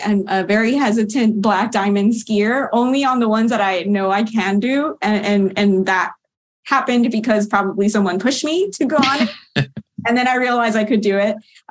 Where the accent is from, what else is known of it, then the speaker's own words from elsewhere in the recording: South Florida, United States; moved away as an adult; also born or lived in Colorado; now in Maryland, United States; I grew up in South Florida and there are no mountains there